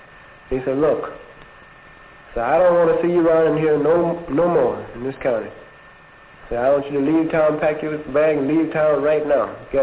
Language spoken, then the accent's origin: English; Mississippi, United States; I told him I was a native Mississippian, around in here someplace.